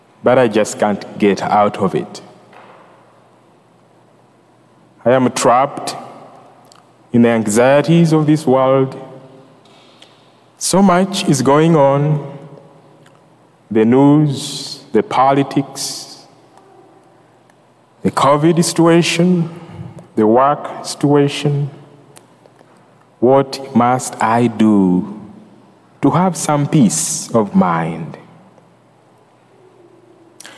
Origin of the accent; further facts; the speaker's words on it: Uganda; also born or lived in New Jersey; now in Greensboro, United States; I'm from Uganda